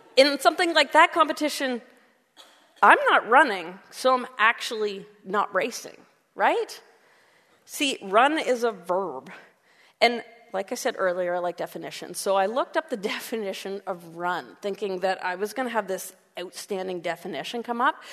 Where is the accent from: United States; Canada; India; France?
Canada; we're Canadian